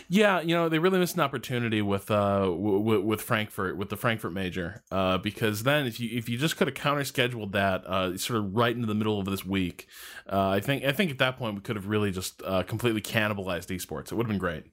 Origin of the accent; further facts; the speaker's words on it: United States; being an American